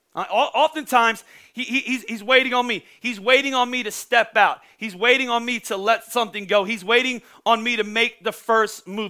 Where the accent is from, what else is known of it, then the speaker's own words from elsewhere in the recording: Pennsylvania, United States; I'm from Pennsylvania